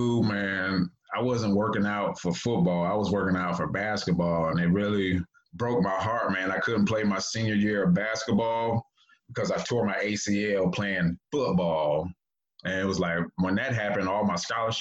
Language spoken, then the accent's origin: English; Cleveland, Ohio, United States; moved away as an adult; also born or lived in San Francisco; growing up in Cleveland was tough, man. I grew up in the inner city